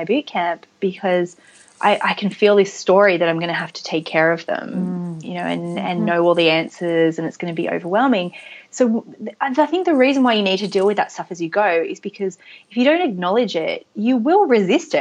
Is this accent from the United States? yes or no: no; Australia; I am Australian